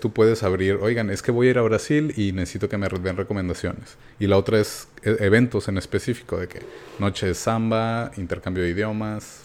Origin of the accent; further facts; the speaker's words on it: Mexico; soy de México